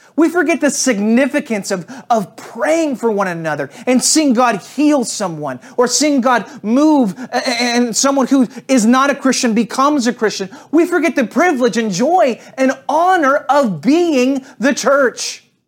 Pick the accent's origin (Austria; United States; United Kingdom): United States; St. Louis, Missouri; now in Atlanta, United States; I talk about Saint Louis a fair amount. I'm one of those people that's kinda crazy about where they're from